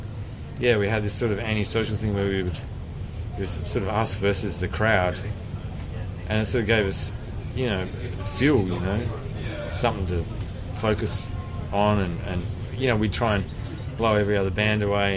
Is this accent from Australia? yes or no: yes; Western Australia, Australia; we're from West Australia